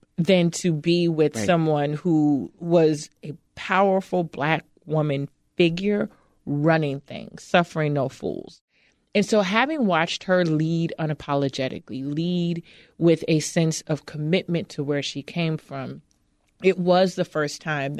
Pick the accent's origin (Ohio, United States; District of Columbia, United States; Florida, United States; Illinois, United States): Illinois, United States; Chicago; I grew up in Cabrini. I grew up in the projects of Chicago in the 70s and 80s when Cabrini was literally crumbling around us.